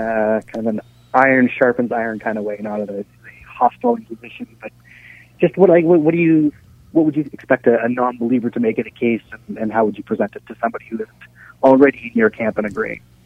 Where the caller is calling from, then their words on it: Canada; I'm calling you from Canada